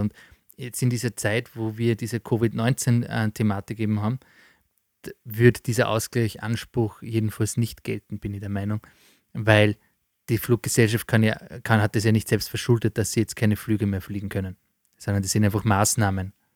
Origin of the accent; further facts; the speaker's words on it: Austria; bei uns in Österreich